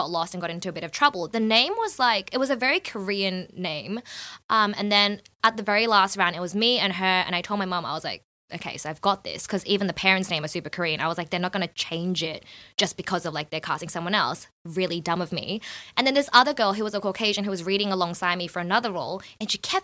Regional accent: Melbourne, Victoria, Australia; moved away as an adult; also born or lived in Shanghai, China / Los Angeles, United States; I was born in Clayton, grew up in South Melbourne, then was in Sunshine for a bit, went to Fitzroy.

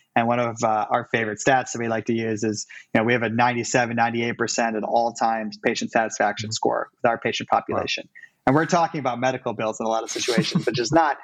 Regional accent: Cleveland, Ohio, United States; moved away as an adult; also born or lived in New York City; now in Cleveland, United States; I'm also from Cleveland

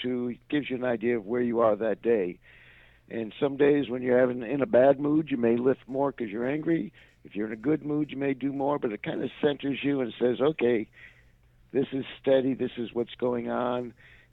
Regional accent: Rhode Island, United States; also born or lived in Washington, D.C. / Orlando, Florida / Milwaukee; now in Atlanta, United States; I'm originally from Rhode Island

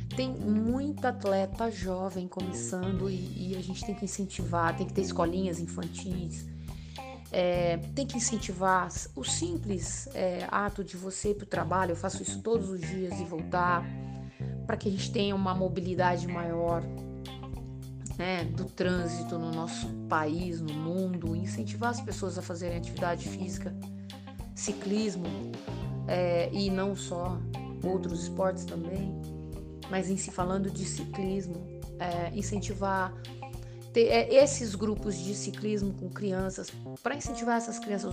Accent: Araraquara, São Paulo, Brazil; moved away; also born or lived in São Bernardo do Campo / Piracicaba; saí de Araraquara, que é minha cidade, fiquei 14 anos fora competindo

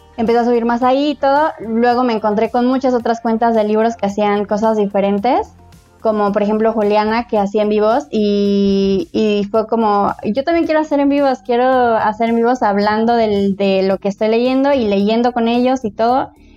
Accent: Mexico City, Mexico; soy de la Ciudad de México, tengo 29 años

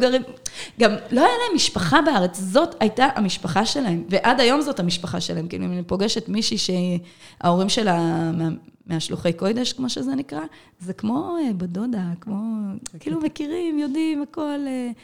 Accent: Ashdod, Southern District, Israel; born or raised there

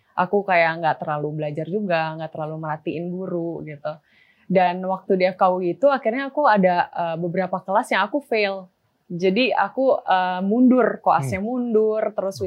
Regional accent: Bekasi, West Java, Indonesia; also born or lived in Jakarta; aku sebenarnya dulu di Bekasi tinggalnya. Okay. dulu tinggal di Bekasi

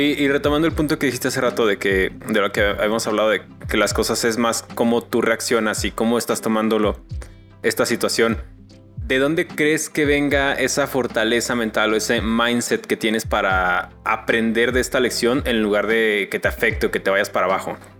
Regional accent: Mexico; como mexicanos

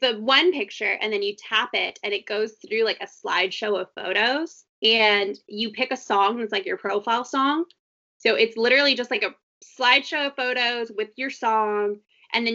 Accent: Texas, United States; I'm from Texas

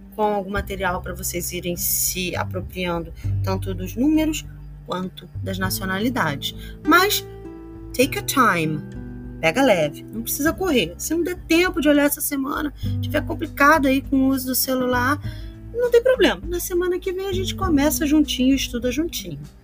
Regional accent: Brazil

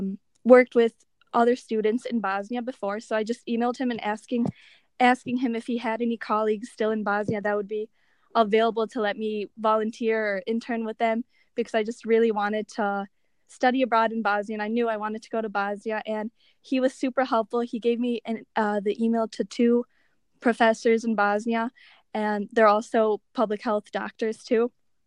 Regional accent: Chicago, Illinois, United States; also born or lived in Iowa City; I'm from Chicago. I was born and raised here, but I go to the University of Iowa in Iowa City now

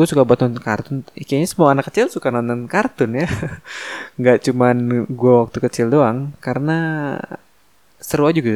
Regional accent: Jakarta, Indonesia; tapi gue dari kecil sampai sekarang tetap di Jakarta gitu gue nggak pernah nggak pernah apa namanya pindah-pindah ke luar kota gitu ya paling Depok gue udah apa pinggiran Depok pokoknya Jakarta Depok

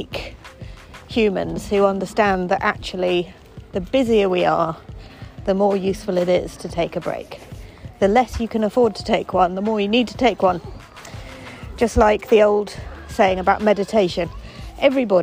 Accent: Eton, South East England, United Kingdom; I grew up in Eton College, the poshest school in the world

